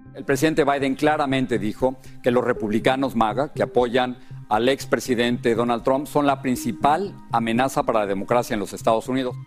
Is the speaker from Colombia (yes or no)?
yes; Colombia; now in United States; yo soy colombiano